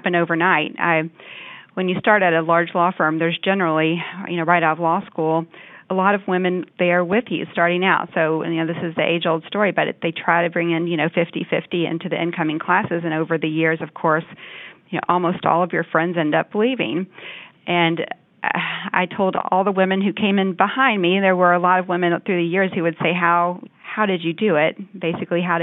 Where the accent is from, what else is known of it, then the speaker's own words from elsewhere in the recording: Louisville, Kentucky, United States; also born or lived in Washington, D.C. area / Alexandria; moved back to my hometown, which is Louisville, Kentucky, and worked here